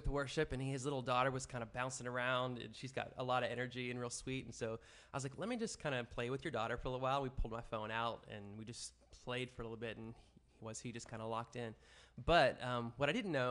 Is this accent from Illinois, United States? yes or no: yes; Chicago, Illinois, United States; moved away; also born or lived in Chattanooga, Tennessee; I was born in Chicago, Illinois